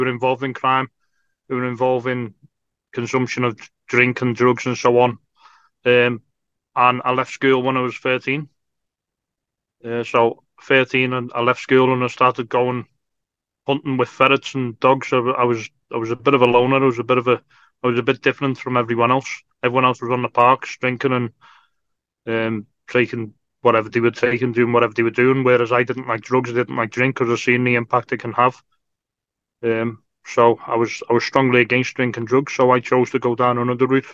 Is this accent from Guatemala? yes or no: no; Liverpool, North West England, United Kingdom; I grew up in North Liverpool.